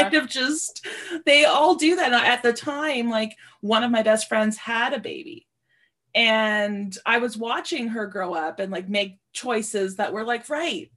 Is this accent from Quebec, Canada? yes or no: no; Sudbury, Ontario, Canada; moved away; I grew up in Sudbury, Ontario